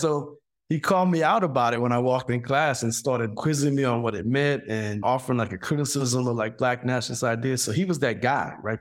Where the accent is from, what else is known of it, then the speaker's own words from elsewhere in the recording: South Louisiana, United States; moved away; I grew up in Louisiana during the period of the Carson expansion